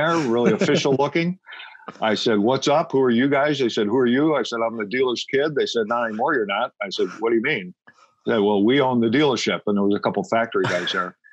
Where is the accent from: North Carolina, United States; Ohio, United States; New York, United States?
Ohio, United States; I'm originally from Ohio, so in an urban area in Ohio.